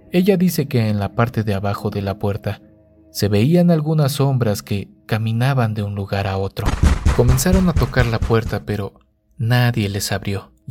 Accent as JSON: {"language": "Spanish", "town": "Monterrey", "region": "Nuevo León", "country": "Mexico", "said": "Yo soy de Monterrey, pero tengo familia en Irapuato."}